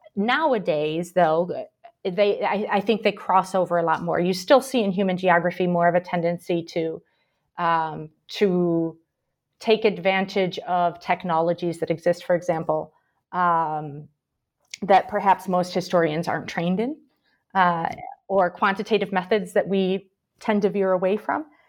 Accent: Michigan, United States; also born or lived in Paraguay / Brazil; now in Birmingham, United Kingdom; I'm from Michigan originally, but I lived a long time in South America as well, mostly in Paraguay and Brazil

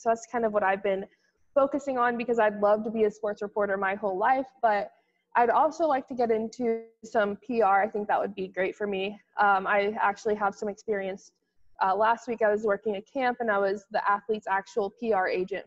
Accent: Wichita, Kansas, United States; moved away as an adult; now in New York, United States; I grew up in Wichita

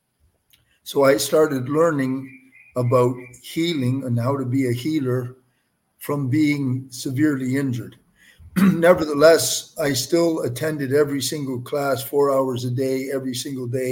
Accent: Windsor, Ontario, Canada; I'm a Canadian, born and raised in Windsor, Ontario.

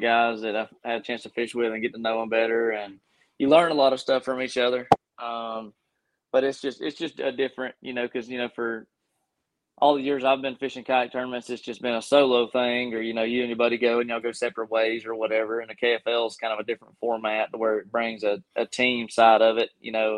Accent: Gadsden, Alabama, United States; I'm from Gadsden, Alabama

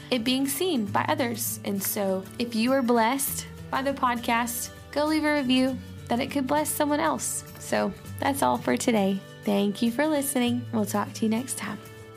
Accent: the South, United States; accent: southern; my southern accent

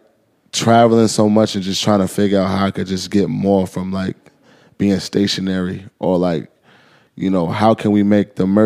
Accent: New York City, New York, United States; also born or lived in New Jersey; I grew up in Harlem, and then I got rich, and I stayed in Harlem

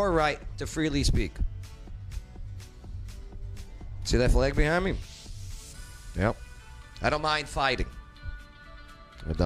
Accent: New York, United States; now in Clarksville, United States; I'm from New York

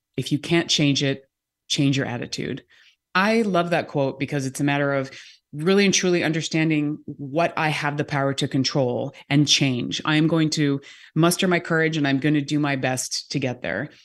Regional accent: California, United States; moved away as an adult; also born or lived in New York; now in Seattle, United States; I grew up in California

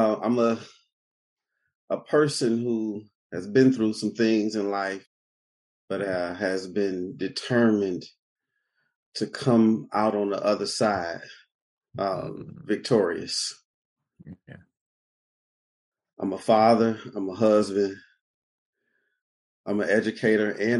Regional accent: Detroit, Michigan, United States; I'm from Detroit, born and raised on the east side of Detroit

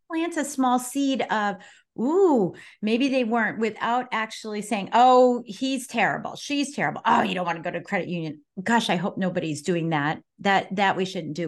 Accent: Colorado Springs, Colorado, United States; I was born and raised in Colorado Springs

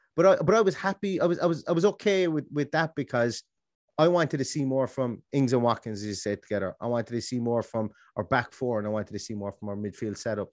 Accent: Ireland; I'm Irish

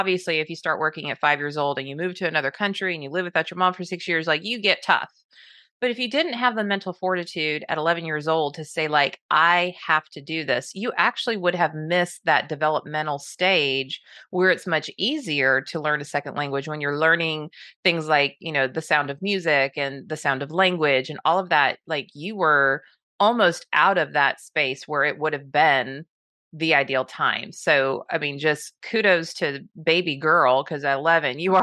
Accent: Southern California, United States; I grew up in Southern California

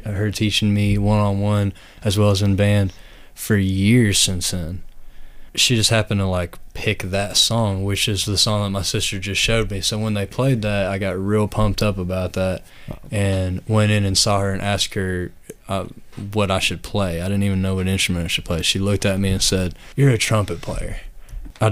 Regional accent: East Tennessee, United States; moved away as an adult; now in Louisville, United States; I grew up in East Tennessee. And I've been here for about 5 years now.

